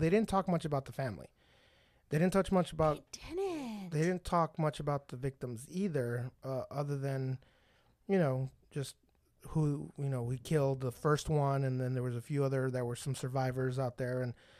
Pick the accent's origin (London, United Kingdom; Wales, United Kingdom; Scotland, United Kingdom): Scotland, United Kingdom; Fraserburgh; I'm from Frazerburg, Scotland.